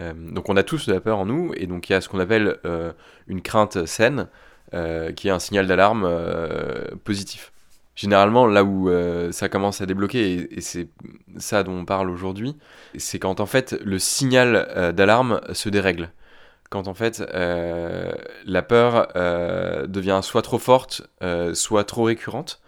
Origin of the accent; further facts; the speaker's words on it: Picardy, Hauts-de-France, France; now in Paris, France; J'ai 30 ans et j'habite à Paris. Euh, à la base, je viens de Picardie.